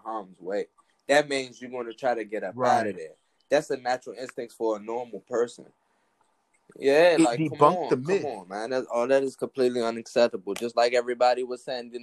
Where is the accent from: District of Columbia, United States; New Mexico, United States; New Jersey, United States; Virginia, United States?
District of Columbia, United States; Washington; now in Baltimore, United States; I currently live in Baltimore, but I'm from Northeast DC. I'm from Kenilworth.